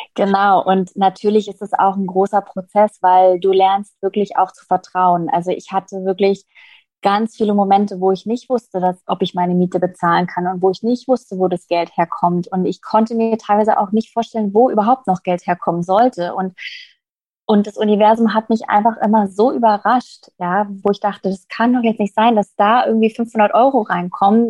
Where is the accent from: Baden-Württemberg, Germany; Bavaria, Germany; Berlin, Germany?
Berlin, Germany; ich bin jetzt gerade in Berlin, ein Berliner Madel